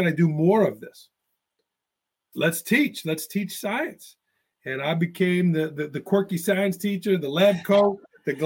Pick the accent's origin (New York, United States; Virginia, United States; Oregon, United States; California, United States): New York, United States; New York City; moved away as an adult; also born or lived in Greensboro, North Carolina / Tuscany, Italy / Port Jervis, New York; now in Northeast Pennsylvania, United States; I grew up in Staten Island, New York, so I am a native New Yorker. You might hear a little bit of an accent